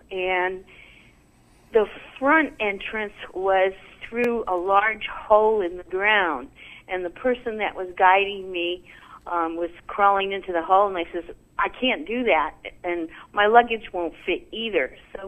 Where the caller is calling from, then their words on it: Omaha, Nebraska, United States; I'm from Omaha, Nebraska.